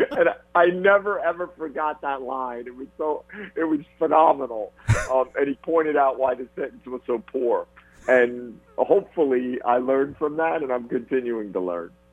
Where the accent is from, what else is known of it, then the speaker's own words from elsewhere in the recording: New Jersey, United States; moved away as an adult; growing up in New Jersey